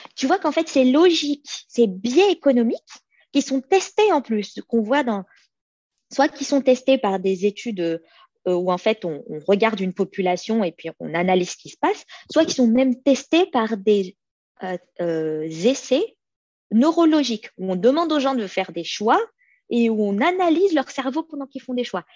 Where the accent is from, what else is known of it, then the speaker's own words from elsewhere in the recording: France; moved away as an adult; now in Sweden; je suis née en France, mais mes parents sont des immigrés